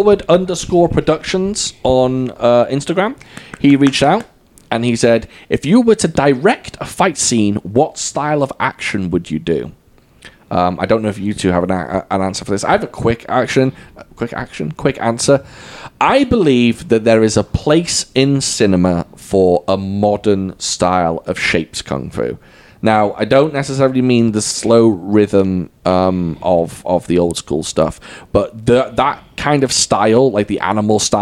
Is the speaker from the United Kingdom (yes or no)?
yes; United Kingdom; accent: British; moved away